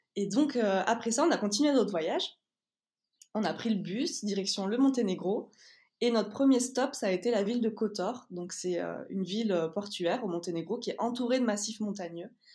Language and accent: French; Toulouse, Occitania, France; on est de Toulouse